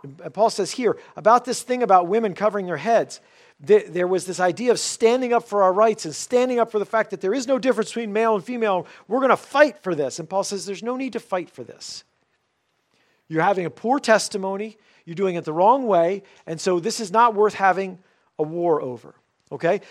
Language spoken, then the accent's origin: English; United States; for us as the American church